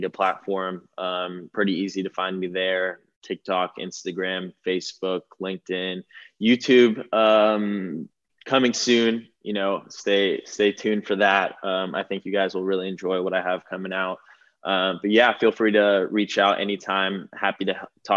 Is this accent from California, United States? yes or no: yes; Malibu, California, United States; I grew up in Malibu